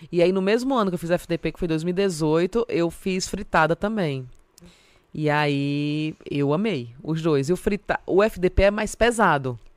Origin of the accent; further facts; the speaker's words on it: Northeast Region, Brazil; now in São Paulo, Brazil; mas não falo nordestino porque eu sou nordestina. Né? Eu falo que eu sou publicitária, mas já tem um tempo que eu pedi demissão, porque eu acho que combina mais com o nordestino tá desempregada aqui em São Paulo.